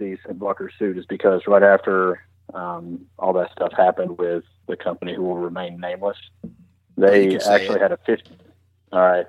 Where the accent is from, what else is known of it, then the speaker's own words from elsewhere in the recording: Knoxville, Tennessee, United States; I am from Knoxville, Tennessee, and I am an accountant.